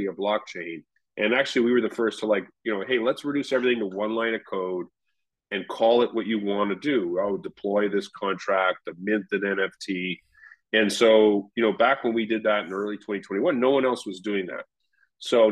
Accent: Canada; Al and I are both Canadian

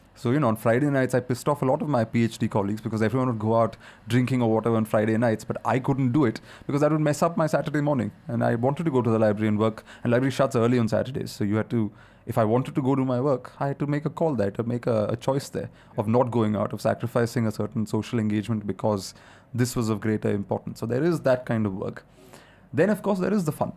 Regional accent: India; India is such a complicated, diverse country.

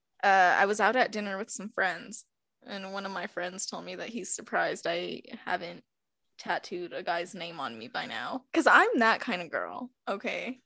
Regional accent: New Mexico, United States; I'm from New Mexico

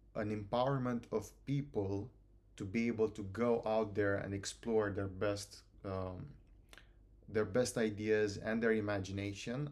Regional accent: Romania; moved away as an adult; now in Bristol, United Kingdom; I come from Romania. Uh, I've been here, like, a couple of years in the U K

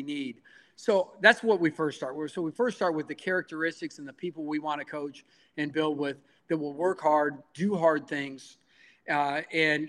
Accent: Midwest, United States; moved away as an adult; now in San Jose, United States; when I grew up in the Midwest

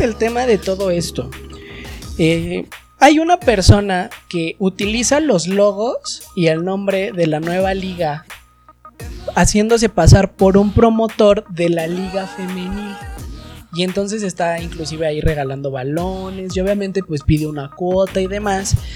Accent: Mexico; nos corresponde como ciudadanos mexicanos

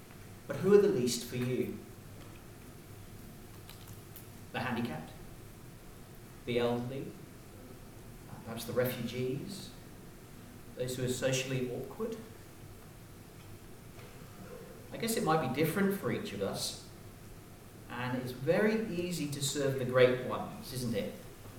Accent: Hong Kong; I was raised in Hong Kong, And one of the perks of being in Hong Kong was that you were members of really nice clubs, right?

